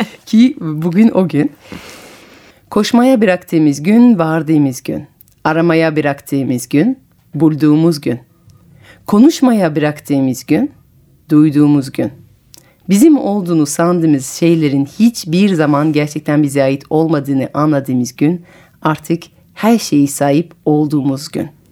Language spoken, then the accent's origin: Turkish; Paris, Île-de-France, France; moved away as an adult; now in Istanbul, Turkey; ben de Parisliyim ve evet. İstanbul'da yaşıyorum uzun zamandır